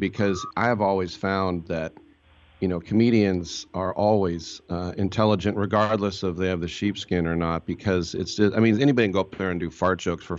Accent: Bay Area, California, United States; I grew up in the Bay Area.

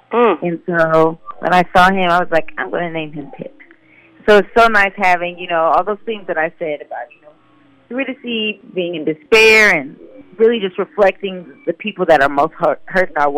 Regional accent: Decatur, Illinois, United States; also born or lived in Peoria, Illinois; I was raised in Decatur, Illinois

